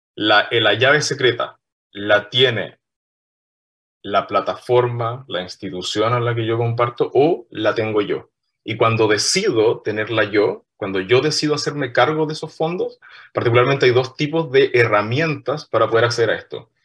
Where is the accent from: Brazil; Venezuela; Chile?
Chile; Punta Arenas, Magallanes and Chilean Antarctica; yo soy de Punta Arenas, nacido, criado y malcriado criado en la ciudad de Punta Arenas